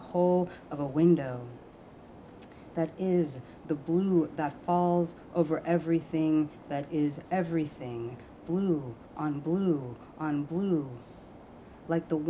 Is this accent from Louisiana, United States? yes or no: no; New York City, New York, United States; also born or lived in Bangladesh; I was born in Brooklyn, but my parents are from Bangladesh